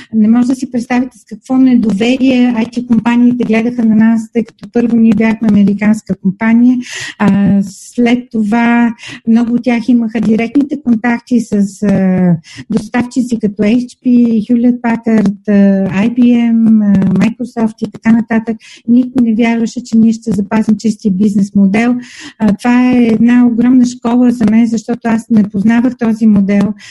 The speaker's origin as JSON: {"language": "Bulgarian", "town": "Asenovgrad", "region": "Plovdiv Province", "country": "Bulgaria", "tie": "born or raised there", "said": "аз съм родена в Асеновград"}